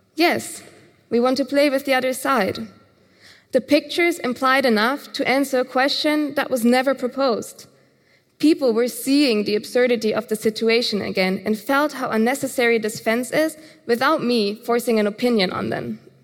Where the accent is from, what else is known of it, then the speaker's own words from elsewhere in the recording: Germany; Growing up in Germany